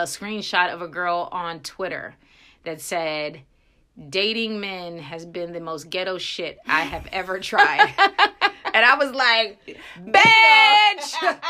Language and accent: English; Frederick, Maryland, United States; Well, I am from Frederick, Maryland, and it has to be the most removed place from any real ghetto.